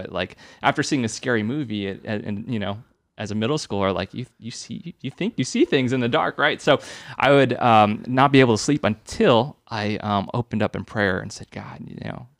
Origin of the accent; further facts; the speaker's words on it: San Jose, California, United States; I grew up here in San Jose. So I went to Holy Family.